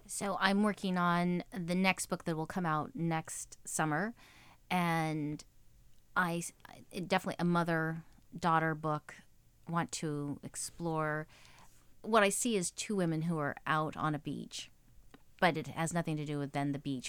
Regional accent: Texas, United States; moved away as an adult; now in New York, United States; I'm born and raised in Texas. My whole family's still there.

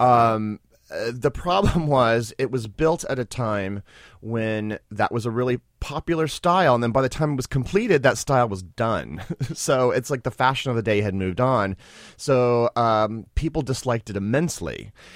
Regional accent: Springfield, Missouri, United States; moved away as an adult; now in New York City, United States; from Springfield, Missouri

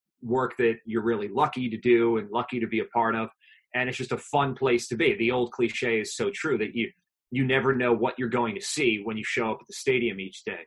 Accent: New Jersey, United States; growing up in New Jersey

